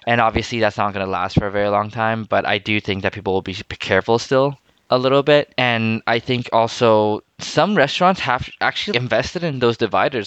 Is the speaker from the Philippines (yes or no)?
yes; Philippines; also born or lived in Taiwan; now in Canada; growing up in Asia or in Philippines and even to some extent Taiwan